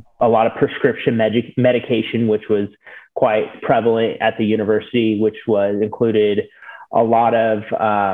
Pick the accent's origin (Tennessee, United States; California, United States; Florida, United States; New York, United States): California, United States; Sacramento; also born or lived in San Diego, California; I'm from Sacramento, California